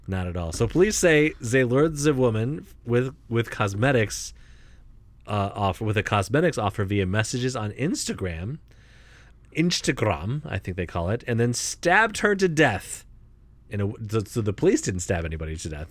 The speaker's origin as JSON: {"language": "English", "region": "Ohio", "country": "United States", "tie": "born or raised there", "said": "I was born in Ohio"}